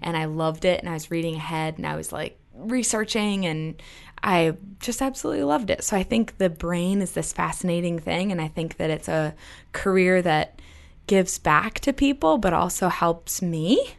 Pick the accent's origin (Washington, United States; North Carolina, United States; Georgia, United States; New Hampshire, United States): New Hampshire, United States; I'm from New Hampshire.